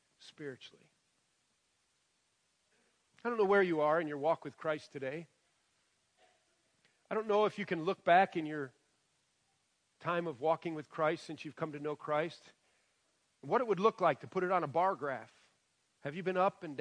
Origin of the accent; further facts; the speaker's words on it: Michigan, United States; now in West Virginia, United States; I grew up in Michigan.